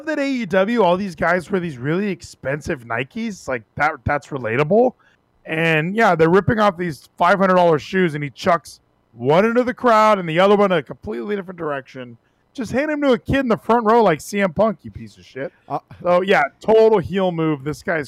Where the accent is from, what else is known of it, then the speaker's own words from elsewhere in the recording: California, United States; he and I grew up in California where there was a lot of Mexicans